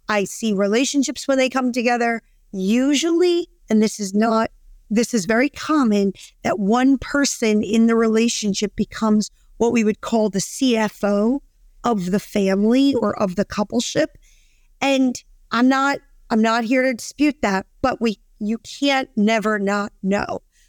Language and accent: English; Brooklyn, New York, United States; I'm a girl from Brooklyn